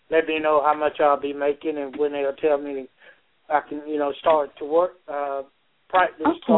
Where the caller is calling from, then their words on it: Georgia, United States; I'm calling from Georgia.